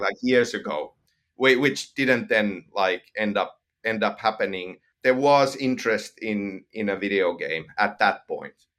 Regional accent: Finland; accent: Finnish; first language Finnish; English is a second language; I'm from Finland, and, and, and kind of growing up in Finland

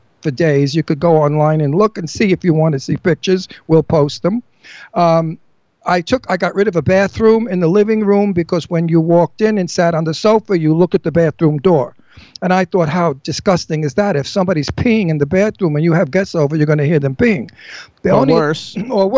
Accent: New York City, New York, United States; I'm Italian from Brooklyn

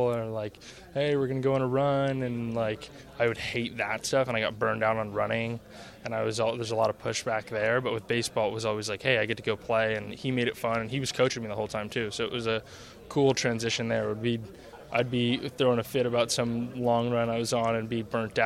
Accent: Marin County, California, United States; I'm fourth generation from Marin

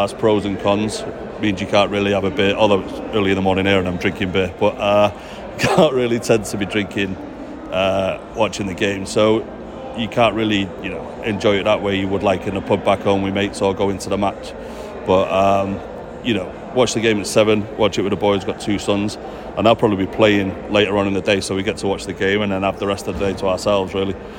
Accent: Manchester, North West England, United Kingdom; accent: Manchester; moved away as an adult; now in Walnut Creek, United States; from Gorton originally

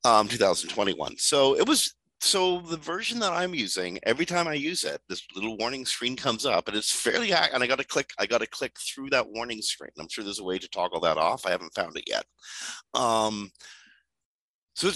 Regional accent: Canada; also born or lived in Toronto; I'm Canadian

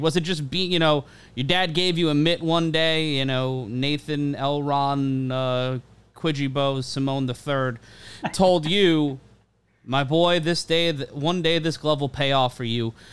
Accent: New York, United States; Growing up in New York

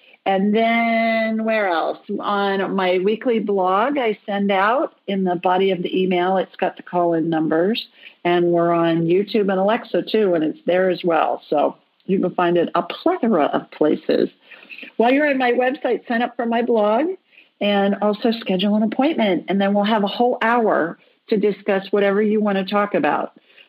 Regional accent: United States; I think they call it Quebec, but I call it Quebec because I'm American.

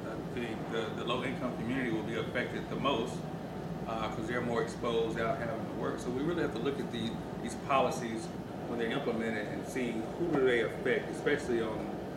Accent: Mississippi, United States; I'm from Mississippi

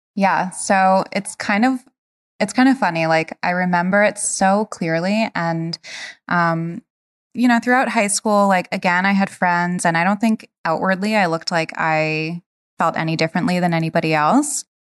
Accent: Rhode Island, United States; I grew up in Rhode Island

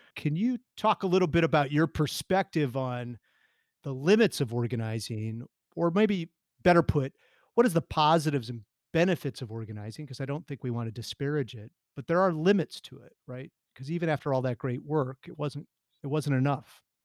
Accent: Wild Rose, Wisconsin, United States; now in Seattle, United States; I grew up in a place called Wild Rose, Wisconsin

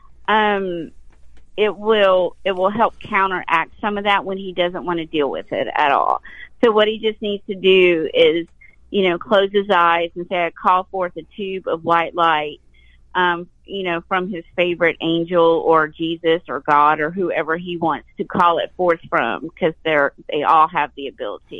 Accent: the South, United States; I was born in the South

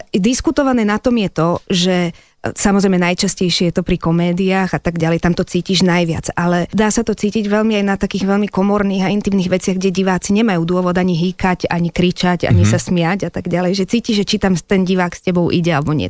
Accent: Slovakia; first language Slovak; also born or lived in Czechoslovakia; ja som naozaj Čechoslovenka, narodila som sa v Československu a od malička tak, ako som bola, samozrejme, že moja rodná reč je Slovenčina

